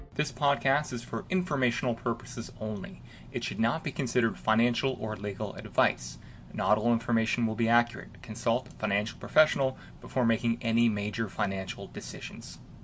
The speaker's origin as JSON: {"language": "English", "town": "Halifax", "region": "Nova Scotia", "country": "Canada", "tie": "born or raised there", "moved": "yes", "said": "my hometown of Halifax"}